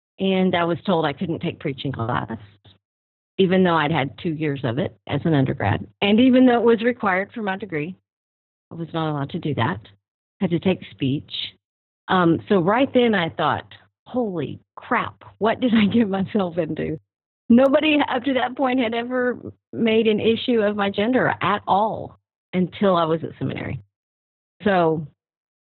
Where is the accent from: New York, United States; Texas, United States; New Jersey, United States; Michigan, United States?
Texas, United States; south of Odessa, west; also born or lived in Fort Worth, Texas / Brownwood, Texas / Mexico / Alpine, Texas; My family moved out west, south of Odessa, when I was like in kindergarten